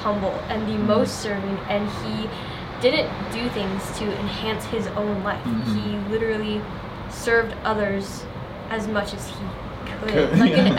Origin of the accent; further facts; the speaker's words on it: United States; moved away as an adult; now in Albania; I'm sorry, I'm from America and it's what I do there.